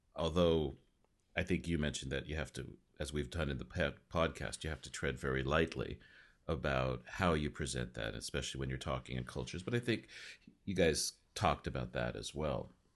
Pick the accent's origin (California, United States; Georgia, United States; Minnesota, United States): California, United States; Los Angeles; moved away; I grew up in L